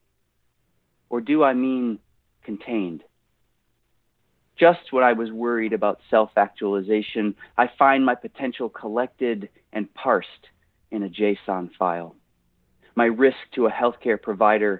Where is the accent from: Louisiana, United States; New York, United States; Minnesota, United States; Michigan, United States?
New York, United States; Buffalo; now in Nashville, United States; Well, I am from Buffalo. I am a Bills fan